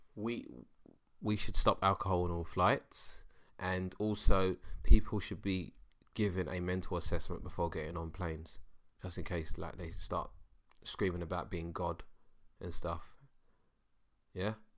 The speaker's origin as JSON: {"language": "English", "region": "London", "country": "United Kingdom", "said": "I'm a Londoner."}